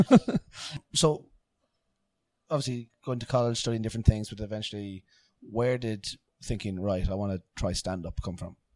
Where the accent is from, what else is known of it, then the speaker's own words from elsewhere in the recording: Ireland; i'm irish in england